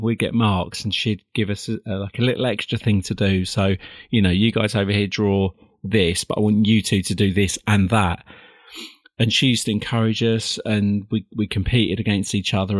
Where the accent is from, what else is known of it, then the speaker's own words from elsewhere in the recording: Perivale, London, United Kingdom; I was born in a little town called Perivale in 1965, way way back